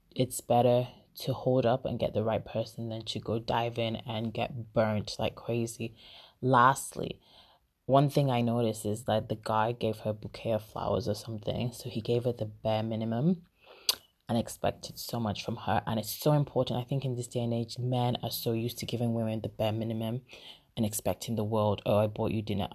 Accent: Nigeria; moved away; I'm Nigerian

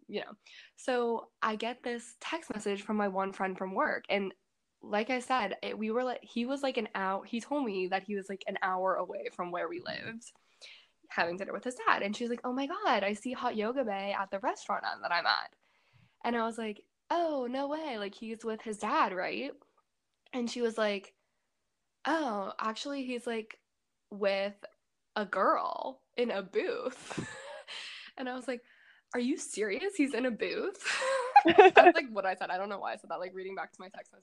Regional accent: Pittsburgh, Pennsylvania, United States; also born or lived in New Jersey; I'm from Pittsburgh

